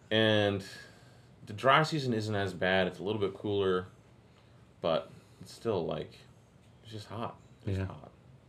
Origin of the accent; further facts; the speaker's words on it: Ohio, United States; moved away; Well, I grew up in Ohio